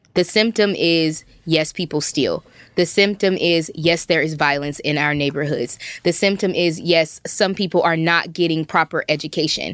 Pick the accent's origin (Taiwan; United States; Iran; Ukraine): United States; Compton, California; I grew up in Compton, California